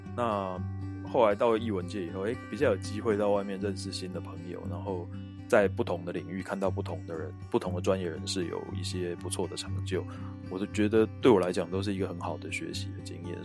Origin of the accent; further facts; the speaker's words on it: Taipei, Taiwan; 尤其是像我是西门町的人